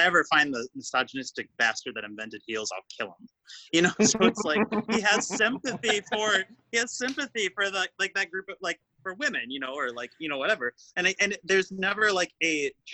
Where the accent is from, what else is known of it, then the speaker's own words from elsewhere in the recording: Wausau, Wisconsin, United States; I come from Wausau, it is very small. And I don't want to say small-minded, but I grew up very like conservative